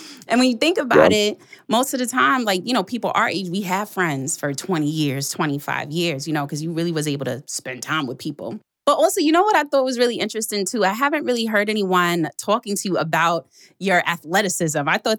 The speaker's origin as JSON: {"language": "English", "town": "New York City", "region": "New York", "country": "United States", "tie": "born or raised there", "said": "I grew up in Queens, right? And Queens, like when you think of New York City, Queens is kind of like the suburban part."}